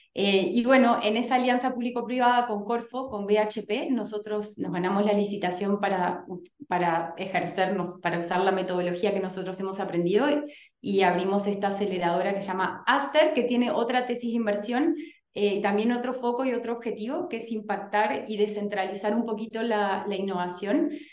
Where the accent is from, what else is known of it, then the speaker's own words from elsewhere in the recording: Uruguay; moved away as an adult; now in Chile; soy uruguaya, pero estoy en Chile hace casi 10 años ya